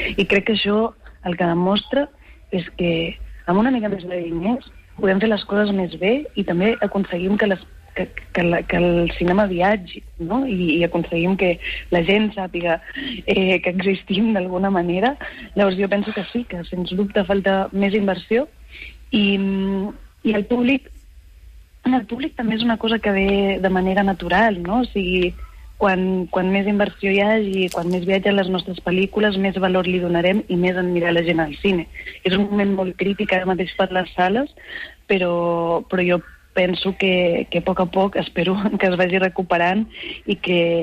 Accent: Garrotxa, Catalonia, Spain; also born or lived in Barcelona / Badalona; jo vaig néixer a Barcelona, però, soc, però, però vaig viure els sis primers anys de la meva vida a Badalona. I la meva família és de Badalona. I després em vaig mudar a la Garrotxa

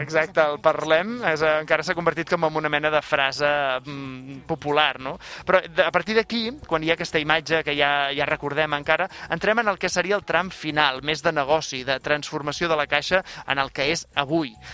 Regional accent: Canet de Mar, Catalonia, Spain; al meu poble, a Canet de Mar

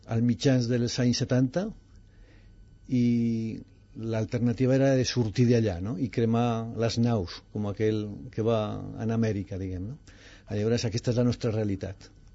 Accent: Aragon, Spain; also born or lived in Zaragoza; now in Catalonia, Spain; jo sóc aragonès

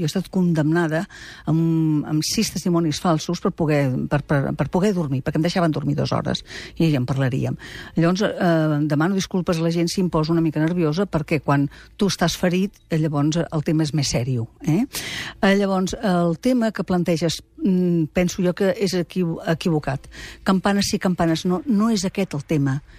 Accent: Girona, Catalonia, Spain; Soc de Girona de tota la vida.

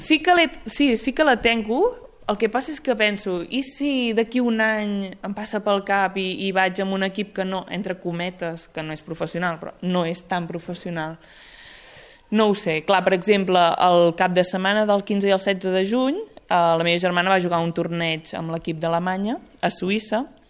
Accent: Sant Hipòlit de Voltregà, Catalonia, Spain; sóc de Sant Hipòlit de Voltregà

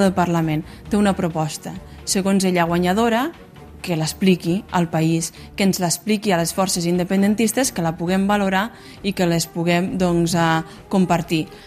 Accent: Pla d'Urgell, Catalonia, Spain; jo em quedo amb, la meva, amb el poble, amb la meva comarca, amb la plana d'Urgell

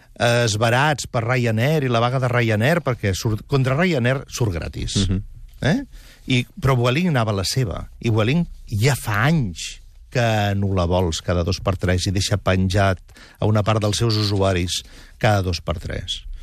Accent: Catalonia, Spain; com a periodista català

